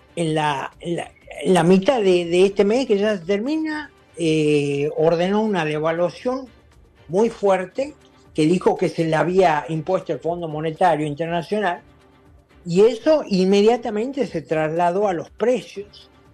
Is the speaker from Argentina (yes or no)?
yes; Argentina; moved away; mi país de origen, Argentina